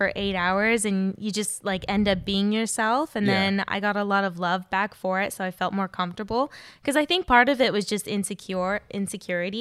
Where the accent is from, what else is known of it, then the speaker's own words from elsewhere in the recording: Inland Empire, California, United States; moved away as an adult; also born or lived in Los Angeles; I grew up in the Inland Empire, and I moved to L.A. when I was 20